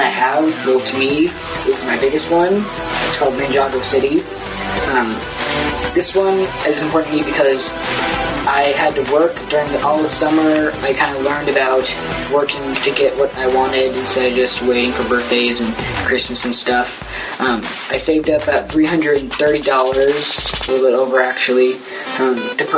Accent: Seattle, Washington, United States; also born or lived in Sammamish, Washington; I was born in Seattle. Don't know the hospital. I lived in Sammamish for about 4 to 5 years

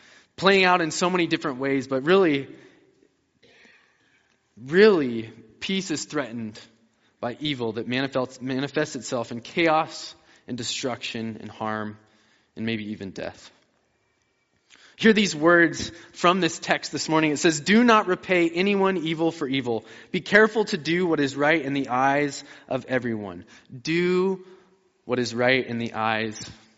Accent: about 20 minutes west of Denver, Colorado, United States; I grew up in Colorado. I grew up about 20 minutes west of Denver

